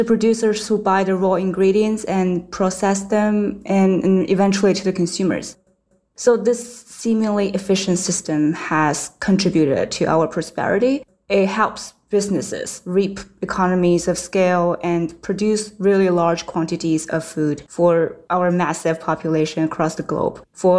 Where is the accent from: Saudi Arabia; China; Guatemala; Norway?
China; I grew up in China and my parents still live there.